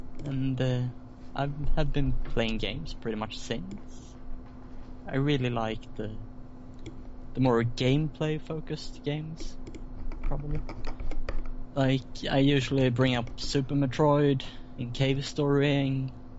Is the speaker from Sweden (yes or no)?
yes; Sweden; I'm from Sweden, so I'm from the other side of the world.